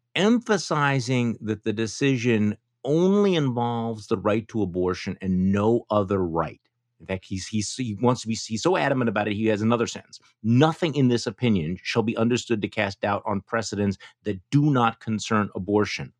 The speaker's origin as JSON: {"language": "English", "region": "Wisconsin", "country": "United States", "tie": "born or raised there", "said": "my home state of Wisconsin"}